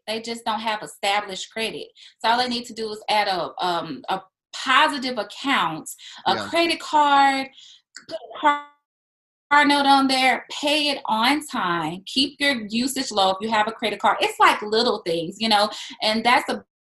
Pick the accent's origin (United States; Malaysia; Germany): United States; Monroe, Louisiana; moved away as an adult; also born or lived in Baton Rouge, Louisiana / Terry, Mississippi; now in Texas, United States; I was born in Baton Rouge, but I grew up primarily in Monroe, Louisiana